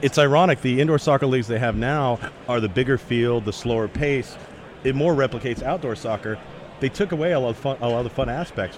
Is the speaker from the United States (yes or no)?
yes; Dallas, Texas, United States; I grew up in Dallas